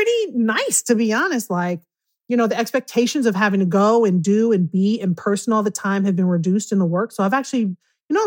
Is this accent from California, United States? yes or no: yes; Oakland, California, United States; now in Bend, United States; I am from East Oakland, but I live in Oregon. I live in Bend, Oregon